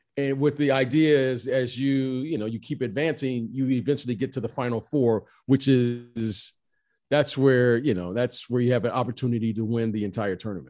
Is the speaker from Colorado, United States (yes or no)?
no; Detroit, Michigan, United States; moved away; also born or lived in Iowa; I grew up in Detroit, Michigan